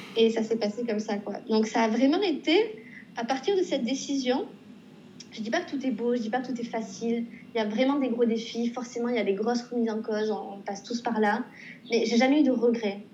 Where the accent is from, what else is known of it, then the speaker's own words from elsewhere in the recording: Pau, Nouvelle-Aquitaine, France; moved away as an adult; now in Montreal, Canada; je suis originaire donc, de Pau.